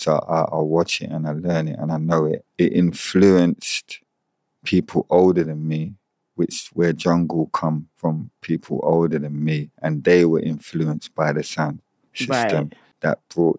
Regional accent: Jamaica; So I feel like that is naturally in me because I'm Jamaican.

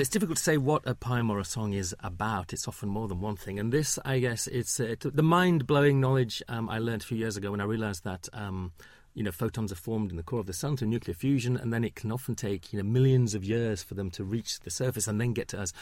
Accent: Huddersfield, Yorkshire and the Humber, United Kingdom; now in London, United Kingdom; I grew up in Huddersfield

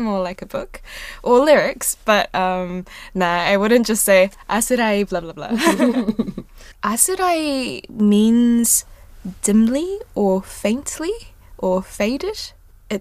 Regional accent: New Zealand; first language Korean; English is a second language; also born or lived in South Korea; when I was growing up in New Zealand, I came in 2000

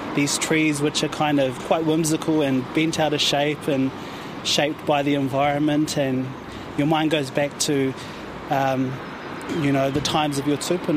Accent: Matahi Valley, Bay of Plenty, New Zealand; also born or lived in Auckland; I come from the Matahi Valley, which is kind of on the fringes of the Urewera towards Whakatane, about 30 minutes out

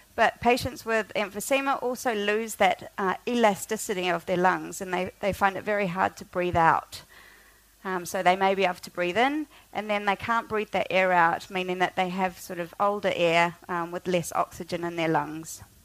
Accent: Auckland, New Zealand; moved away as an adult; also born or lived in Oxford, United Kingdom; I grew up in Auckland

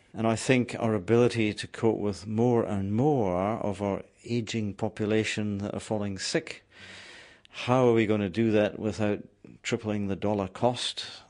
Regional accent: Scotland, United Kingdom; moved away as an adult; also born or lived in New Zealand; now in Palmerston North, New Zealand; I was born in Scotland. Uh, my mountains are the Grampians, my river is the Dee and the Don, and I moved to New Zealand 27 years ago

